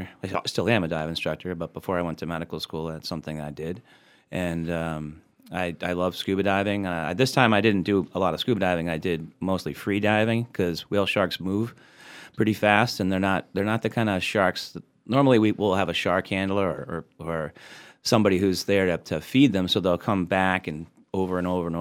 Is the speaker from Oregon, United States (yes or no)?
no; Boston, Massachusetts, United States; I grew up in the Boston area